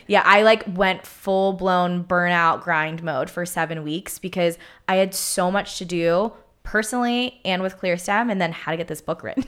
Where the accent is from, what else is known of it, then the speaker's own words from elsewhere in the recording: Pittsburgh, Pennsylvania, United States; moved away as an adult; now in Southern California, United States; growing up in Pittsburgh, every single Sunday revolved around